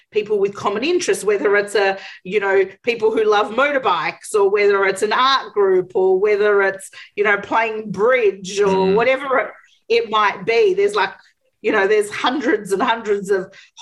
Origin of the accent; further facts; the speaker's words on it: Australia; people like me who come from an ethnic background in Australia